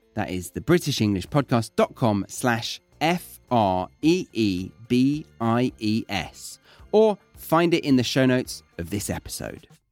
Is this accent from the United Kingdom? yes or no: yes; United Kingdom; moved away as an adult; also born or lived in Australia; I'm British, and so I was brought up to like the foods around me